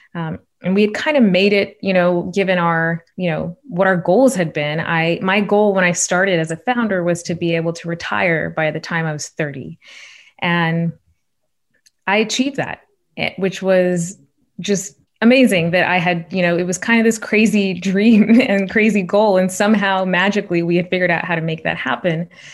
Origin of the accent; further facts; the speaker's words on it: Shawnee, Oklahoma, United States; moved away; I'm the oldest child of immigrants from India growing up in Shawnee, Oklahoma in the eighties and nineties